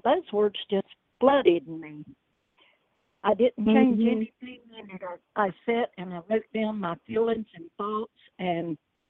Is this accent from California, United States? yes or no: no; Norwood, North Carolina, United States; also born or lived in Greenville, South Carolina; because when I was 2 weeks old, I was taken from Greenville, South Carolina, and carried to Norwood, North Carolina, and given to my aunt and uncle to raise me.